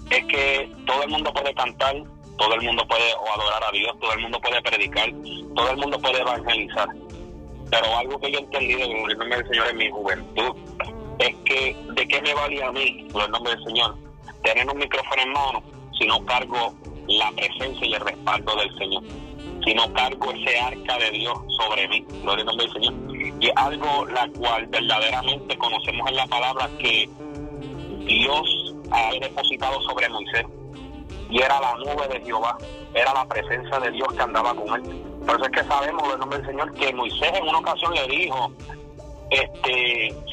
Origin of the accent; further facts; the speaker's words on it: central Puerto Rico, Puerto Rico; now in United States; de nacionalidad, perdón, este, somos de Puerto Rico, este, somos del centro del corazón de la isla, habituado Puerto Rico. Y solamente llevamos 10 años por acá en en Estados Unidos